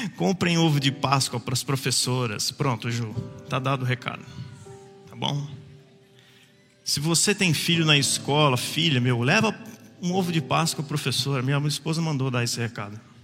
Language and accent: Portuguese; Jacareí, São Paulo, Brazil; Quando a mulher perguntou onde você nasceu, eu falei em Jacareí